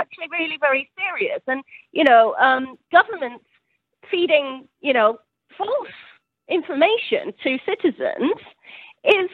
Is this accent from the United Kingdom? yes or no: yes; United Kingdom; I'm British, as you can probably hear